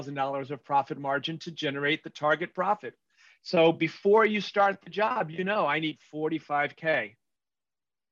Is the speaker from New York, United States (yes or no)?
yes; New York City, New York, United States; I'm an Irish Catholic from Queens